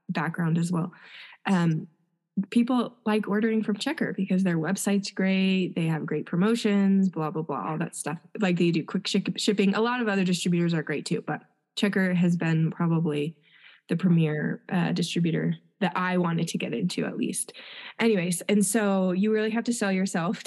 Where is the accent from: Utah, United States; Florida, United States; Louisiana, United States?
Utah, United States; Santa Clara; I'm from Santa Clara, Utah